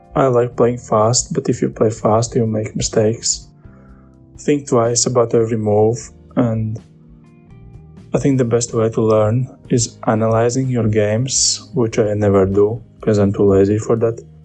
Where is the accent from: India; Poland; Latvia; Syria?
Latvia; we are both from Latvia